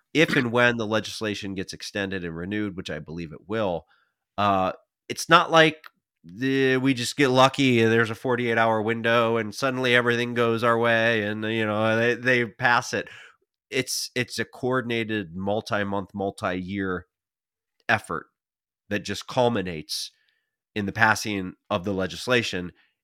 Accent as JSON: {"language": "English", "region": "Pennsylvania", "country": "United States", "tie": "born or raised there", "said": "My home state of Pennsylvania saw 132 communities."}